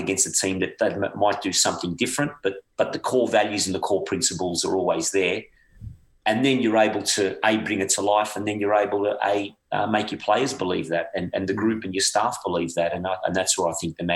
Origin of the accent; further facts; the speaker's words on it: Australia; moved away as an adult; growing up in Australia